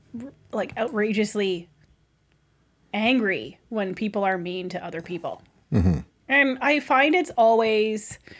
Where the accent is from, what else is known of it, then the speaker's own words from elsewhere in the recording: Canada; We're like, Canada.